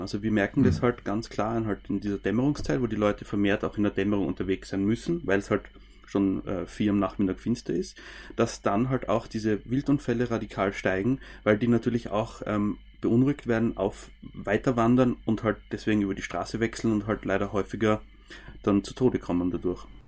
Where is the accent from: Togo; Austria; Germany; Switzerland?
Austria; Styria; Bei uns in der Steiermark